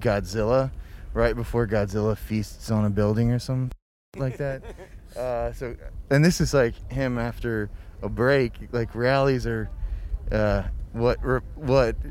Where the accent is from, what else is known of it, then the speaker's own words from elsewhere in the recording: Sand Springs, Oklahoma, United States; I grew up in a suburb of Tulsa called Sand Springs, which is like 20 minutes away